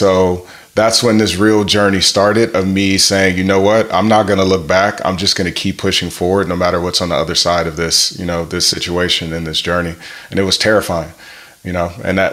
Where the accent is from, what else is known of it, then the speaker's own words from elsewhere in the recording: Grand Rapids, Michigan, United States; I'm originally from Grand Rapids, Michigan